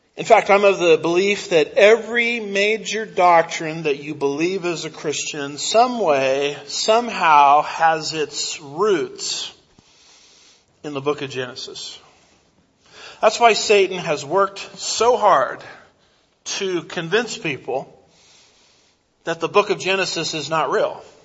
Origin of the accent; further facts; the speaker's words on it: United States; I'm an American